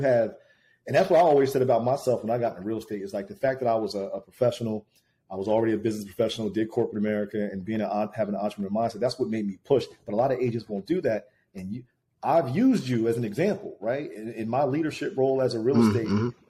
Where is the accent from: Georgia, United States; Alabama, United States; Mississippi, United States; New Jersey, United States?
New Jersey, United States; Trenton; We come from Trenton, New Jersey